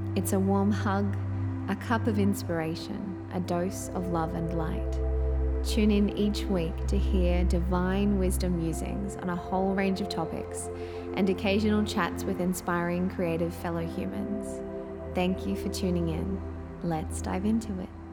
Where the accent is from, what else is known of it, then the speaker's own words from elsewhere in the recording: Australia; accent: Australian; also born or lived in Southeast Queensland; as you can probably tell from my accent, I am indeed an Australian living in sunny Southeast Queensland in Australia.